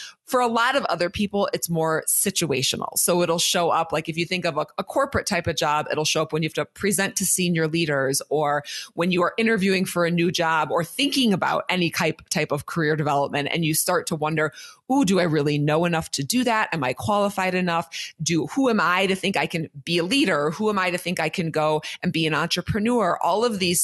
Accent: Minnesota, United States; I am from Minnesota

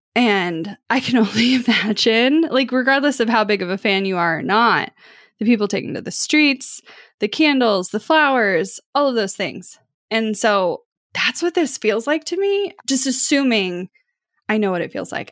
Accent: Kansas City, Missouri, United States; I am from Kansas City

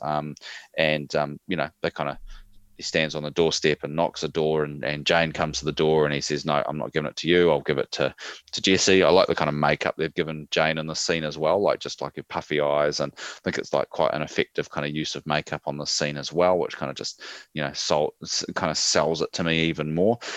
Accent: New Zealand; we're part of Australia, apparently

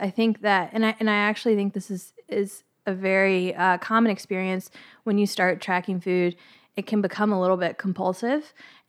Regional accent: Virginia, United States; I grew

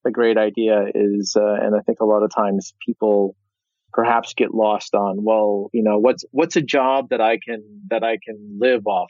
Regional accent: Midwest, United States; now in New York City, United States; I'm from the Midwest

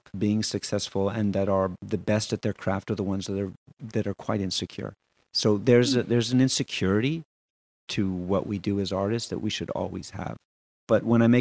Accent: Montreal, Quebec, Canada; also born or lived in Barcelona; I'm also really proud of being a Quebecer. I'm really proud, you know, that I can speak French and that my wife's French Canadian and I was born here and in Montreal

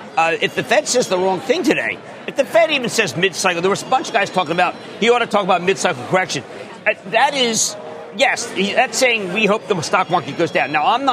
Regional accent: Philadelphia, Pennsylvania, United States; I used to call it Popeyes because I'm from Philadelphia

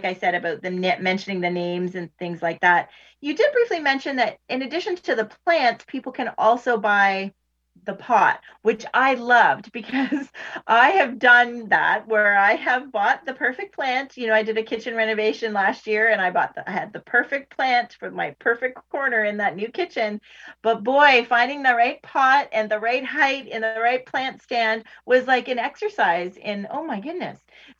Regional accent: Ontario, Canada; I'll say Ontario, since I'm only from Ontario

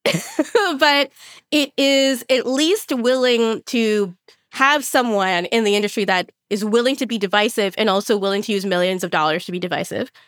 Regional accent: Los Angeles, California, United States; what I grew up going to in Los Angeles

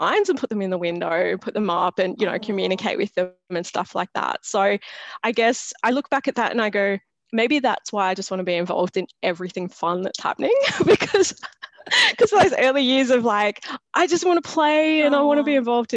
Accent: Sydney, New South Wales, Australia; I grew up not far from here. So I live in Western Sydney

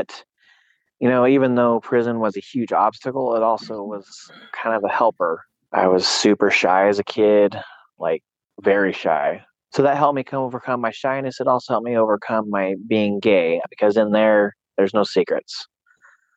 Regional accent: Susanville, California, United States; also born or lived in Sacramento, California; I was born in Sacramento, California, raised in Susanville, California.

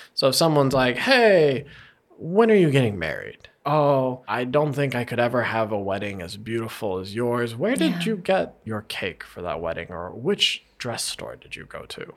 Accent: United States; as an American

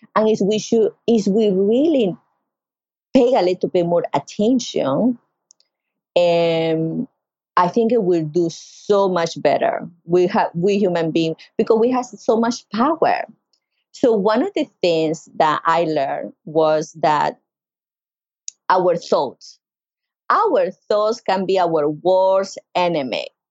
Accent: Carúpano, Sucre, Venezuela; now in North Carolina, United States; I grew up in Venezuela in Sucre State yo soy de Carúpano, yo soy de la costa, I am from the coast.

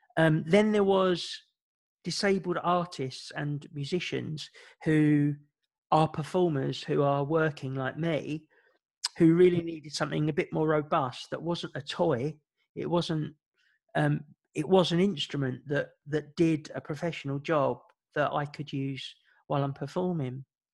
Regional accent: Ireland; My family were Irish and music is really important to our culture. As an Irish person, we all have a song about ourselves and the town that we come from.

